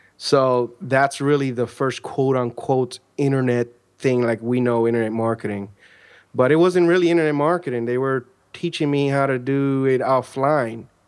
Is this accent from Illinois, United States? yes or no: yes; Chicago, Illinois, United States; now in Central Florida, United States; I'm originally from Chicago, Illinois, where I was born and raised